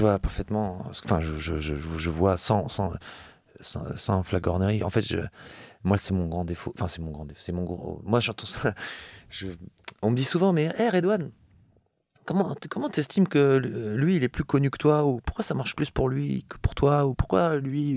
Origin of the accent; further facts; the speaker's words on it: Metz, Grand Est, France; je viens de Metz, donc c'est la ville de Coltès, la ville de Verlaine